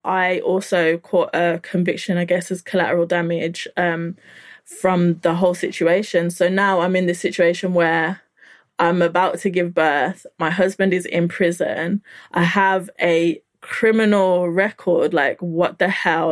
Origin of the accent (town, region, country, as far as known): Birmingham, West Midlands, United Kingdom; born or raised there; also born or lived in Nigeria